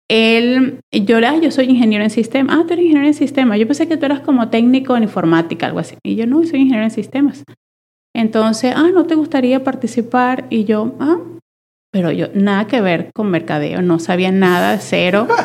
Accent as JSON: {"language": "Spanish", "country": "Venezuela", "tie": "born or raised there", "moved": "as an adult", "lives_now": "Monterrey, Mexico"}